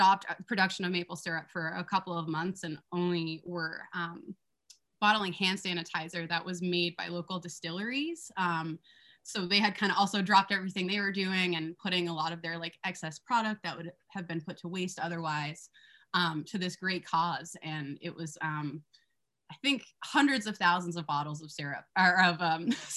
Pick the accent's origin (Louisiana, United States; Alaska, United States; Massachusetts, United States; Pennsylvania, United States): Massachusetts, United States; I grew up in Massachusetts